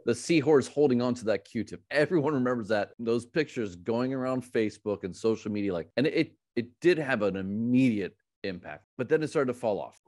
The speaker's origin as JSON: {"language": "English", "region": "Missouri", "country": "United States", "tie": "born or raised there", "said": "in Missouri, in my home state"}